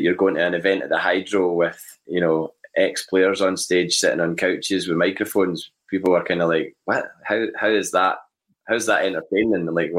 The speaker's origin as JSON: {"language": "English", "town": "Bathgate", "region": "Scotland", "country": "United Kingdom", "tie": "born or raised there", "said": "St Mary's so many times that was my parish in Bathgate, St Mary's Chapel in Bathgate, and I went to St Mary's Primary School in Bathgate as well."}